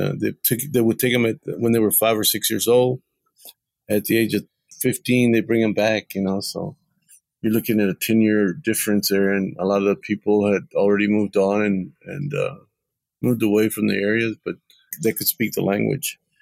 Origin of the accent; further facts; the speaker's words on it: Texas, United States; I was born in Texas, and so were like seven other generations before me